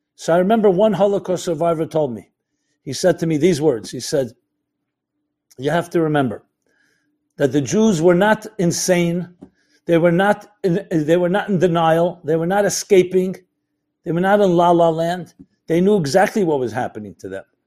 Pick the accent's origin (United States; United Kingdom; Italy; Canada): United States; I'm an American boy